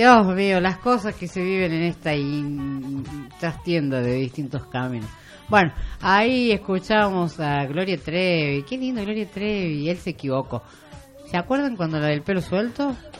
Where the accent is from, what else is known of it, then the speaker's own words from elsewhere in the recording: Argentina; si somos argentinos